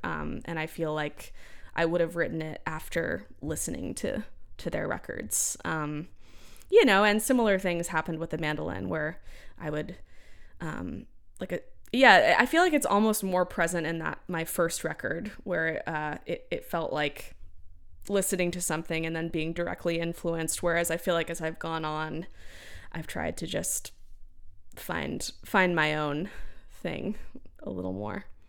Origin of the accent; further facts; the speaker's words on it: Central Texas, United States; growing up in Central Texas